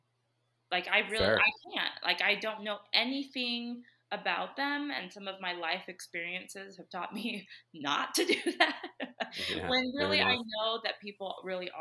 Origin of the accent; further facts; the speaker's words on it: Southern California, United States; now in Utah, United States; I say I'm from Southern California just because that's where I spent most of my childhood.